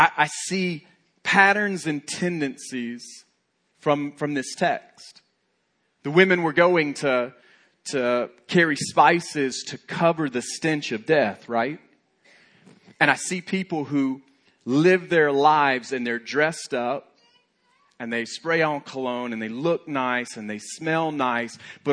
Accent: Alabama, United States; I'm from Alabama

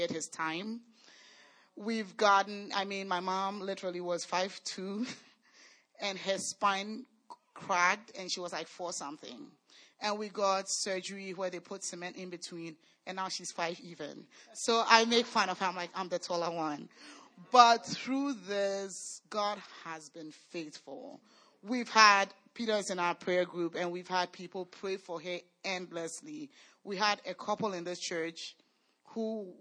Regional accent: Ghana; moved away; we are from Ghana

